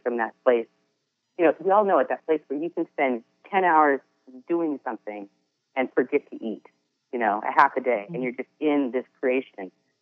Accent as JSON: {"language": "English", "town": "Edmonds", "region": "Washington", "country": "United States", "tie": "born or raised there", "moved": "yes", "said": "I grew up in Seattle, at the Edmonds. Shout out to Edmonds, Washington"}